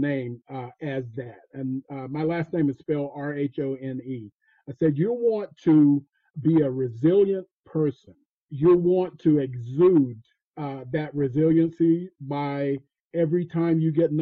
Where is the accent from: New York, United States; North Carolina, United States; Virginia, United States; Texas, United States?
North Carolina, United States; Fayetteville; I grew up in Fayetteville, North Carolina, in a place called Cross Creek Court.